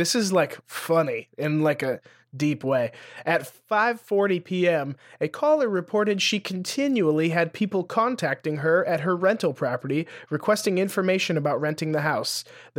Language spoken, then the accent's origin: English; Lewistown, Montana, United States; My hometown, Lewistown, yep, Montana, has like 7,000 people in it